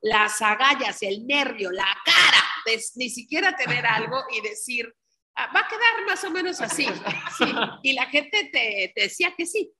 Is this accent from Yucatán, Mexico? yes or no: yes; Yucatán, Mexico; somos yucatecos